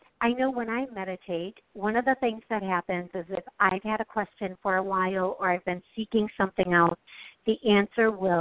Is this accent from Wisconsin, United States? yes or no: yes; Wisconsin, United States; I'm from Wisconsin. I'm actually near Milwaukee